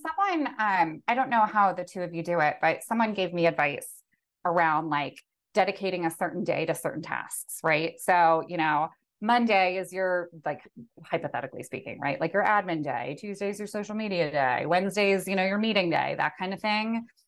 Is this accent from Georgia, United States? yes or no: no; outside of Philadelphia, Pennsylvania, United States; I grew up outside of Philadelphia